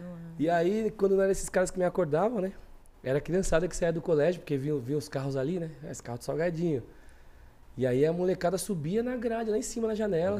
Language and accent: Portuguese; São Paulo, Brazil; Do Jardim Selma, nasci no Selma, Zona Sul de São Paulo.